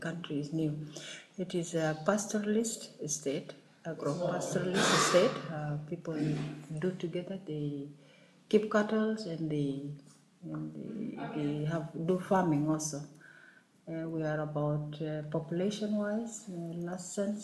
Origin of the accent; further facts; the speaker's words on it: South Sudan; I come from South Sudan